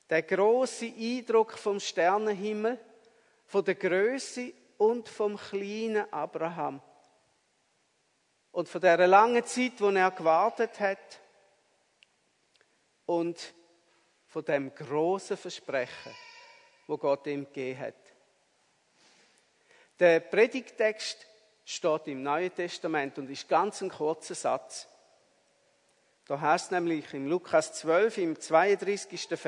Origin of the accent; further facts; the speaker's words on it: Appenzell, Switzerland; als ich ein Bub war, da hat es noch so Winter gegeben mit viel Schnee im Appenzellerland, wo ich aufgewachsen bin.